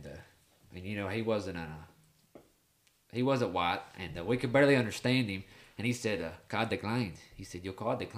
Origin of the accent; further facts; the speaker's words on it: Tennessee, United States; we're from Tennessee